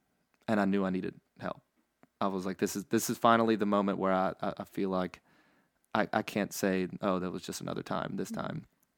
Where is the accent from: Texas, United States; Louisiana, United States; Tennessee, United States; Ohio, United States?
Louisiana, United States; Baton Rouge; also born or lived in New Orleans; I was born and raised here in Louisiana and in Baton Rouge, or born in New Orleans actually.